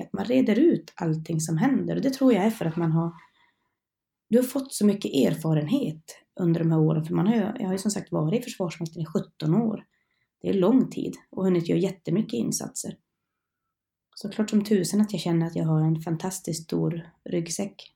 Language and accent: Swedish; Norrland, Sweden; moved away as an adult; also born or lived in Karlsborg; Jag är en norrlänning så jag hade ju långt hem till mina föräldrar och släkt